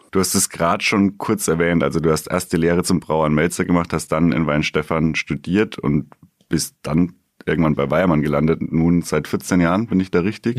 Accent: Bamberg, Bavaria, Germany; gebürtiger Bamberger

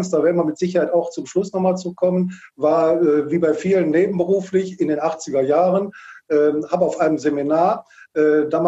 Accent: Wuppertal, North Rhine-Westphalia, Germany; kommt aus Wuppertal. Ich bin auch hier in Wuppertal geboren

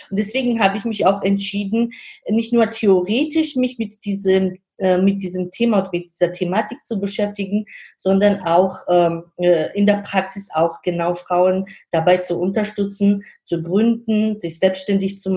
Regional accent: Georgia; German is a second language; now in Germany; weil ich komme aus Georgien und sage ich auch, also mittlerweile habe ich auch schon die deutsche hm, Staatsangehörigkeit, aber ich sage immer, im Herzen bleibe ich ähm, eine Georgierin.

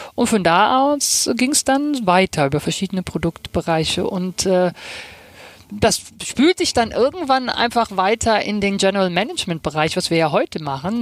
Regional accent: Rhineland, Germany; now in Hamburg, Germany; Ich komme ähm, aus dem Rheinland, äh, hört man ja auch immer noch

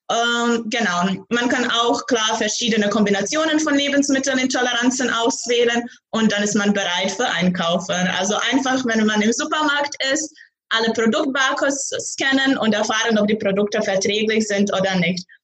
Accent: Zagreb, City of Zagreb, Croatia; German is a second language; moved away as an adult; now in Braunschweig, Germany; ich komme aus Kroatien, aus Zagreb. Ich wohne die letzten drei Jahre in Deutschland, in Braunschweig.

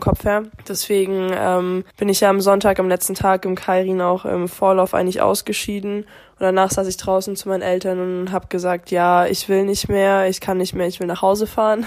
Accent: Germany; im eigenen Heimland

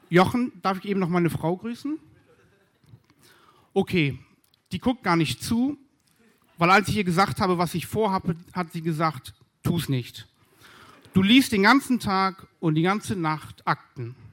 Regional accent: Berlin, Germany; Denn ich komme ja aus Berlin und hier sind wir im Ruhrgebiet

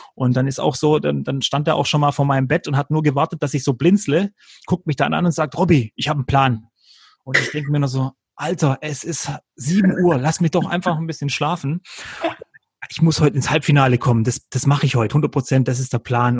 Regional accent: Freudenstadt, Baden-Württemberg, Germany; dann ist nicht zu Hause irgendein Dorf in Kroatien, sondern dann ist es Freudenstadt im Schwarzwald, was übrigens in Württemberg liegt und nicht in Baden.

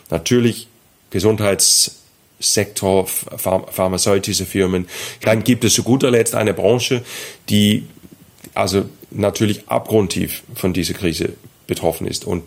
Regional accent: Denmark; German is a second language; Ich bin Däne.

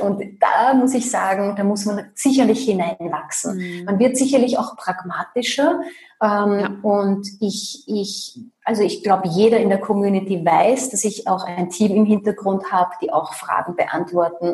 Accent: Austria; bei uns in Österreich

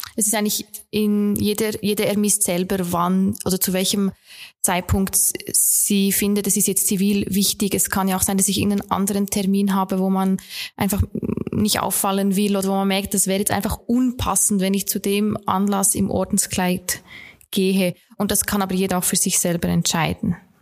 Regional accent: Bern, Switzerland; moved away as an adult; now in Linz, Austria; Un unüberhörbar bin ich eine Schweizerin. Ich komme aus Bern

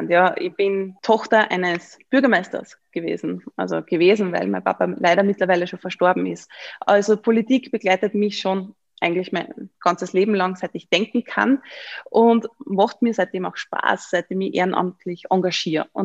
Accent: Upper Austria, Austria; Also ich habe gesagt, ich bin aus Oberösterreich.

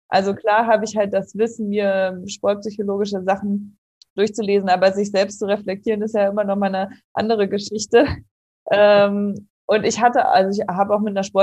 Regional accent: Kassel, Hesse, Germany; now in Karlsruhe, Germany; ich bin 27 Jahre alt, ich komme aus Kassel, wohne mittlerweile in Karlsruhe

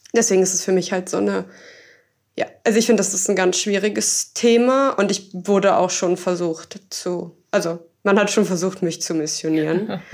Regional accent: Berlin, Germany; ich komme halt auch aus Berlin

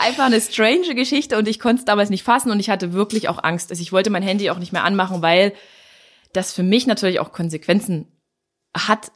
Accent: Dresden, Saxony, Germany; hier bei uns in Dresden

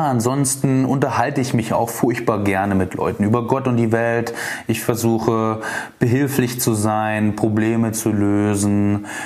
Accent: Dresden, Saxony, Germany; Also, ich bin am 26.10.1988 geboren in Dresden, wohne auch immer noch hier. Ich liebe diese Stadt

